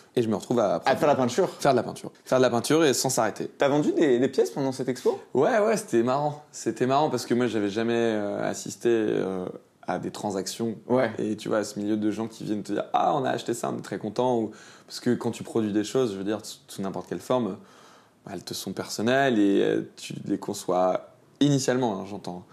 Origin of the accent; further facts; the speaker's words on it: Lyon, Auvergne-Rhône-Alpes, France; also born or lived in Beaujolais / Grenoble; Je suis né à la Croix-Rousse dans le 4